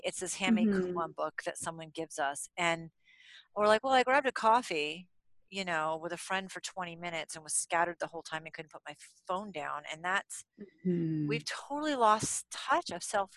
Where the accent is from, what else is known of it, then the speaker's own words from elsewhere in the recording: Vermont, United States; I grew up in Vermont